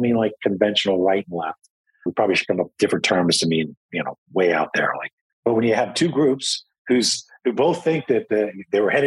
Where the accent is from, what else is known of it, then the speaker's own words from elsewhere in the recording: United States; I'm American